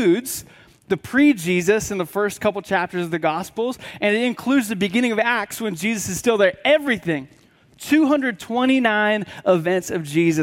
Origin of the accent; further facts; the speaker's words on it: Washington, United States; now in Tennessee, United States; I grew up in Washington State, which is pretty much on the opposite side of the country. And so you have us here in Tennessee